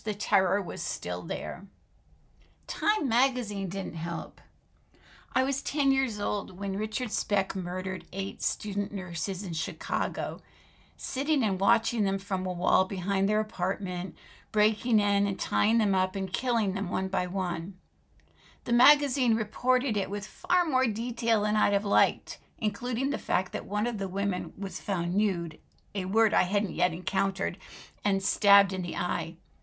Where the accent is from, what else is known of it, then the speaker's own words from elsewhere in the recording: France; moved away; My mother was American, but my father was French, and I grew up living in France